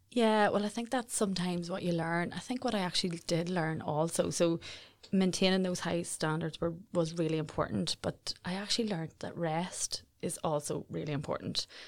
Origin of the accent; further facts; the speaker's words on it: Jonesborough, Northern Ireland, United Kingdom; I'm originally from Jonesboro, a little village, village in South Armagh. I grew up the youngest